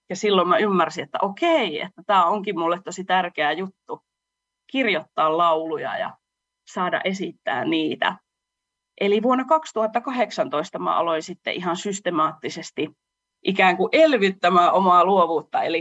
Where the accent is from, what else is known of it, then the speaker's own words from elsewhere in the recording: Salla, Lapland, Finland; moved away as an adult; now in Oulu, Finland; laulaja lauluntekijä Oulusta. Mun juuret on tuolla Lapissa, Sallassa. Siellä mä oon syntynyt ja asunut melkein 20 vuotta, mutta nyt on sitten asettunut, olisinko mä noin kahdeksan vuotta asunut sitten Oulussa, eli oululaistunut laula- ja lauluntekijä